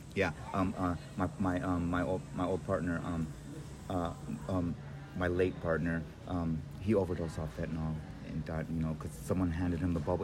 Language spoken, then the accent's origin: English; San Francisco, California, United States; we're from San Francisco